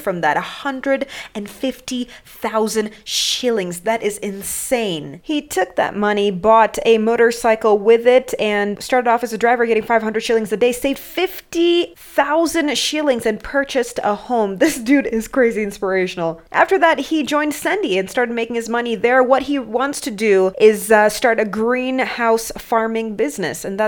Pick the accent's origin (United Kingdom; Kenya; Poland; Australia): Kenya; Mombasa, Mombasa County; I grew up in Mombasa